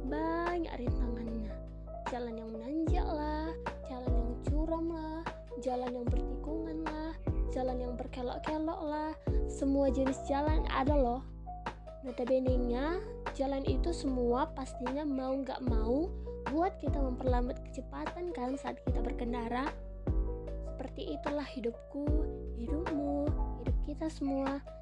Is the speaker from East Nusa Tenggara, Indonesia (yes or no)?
no; Pematang Siantar, North Sumatra, Indonesia; aku berasal dari kota Pematang Siantar provinsi Sumatera Utara kira-kira dua setengah jam lah dari kota Medan ibu kota Sumatera Utara